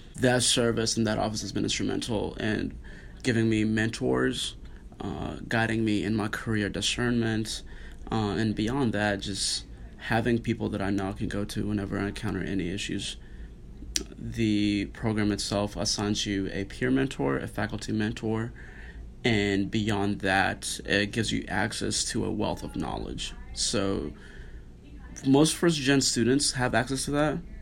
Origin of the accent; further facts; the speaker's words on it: Nairobi, Kenya; also born or lived in Arlington, Texas; now in Notre Dame, United States; I grew up in uh, Nairobi, Kenya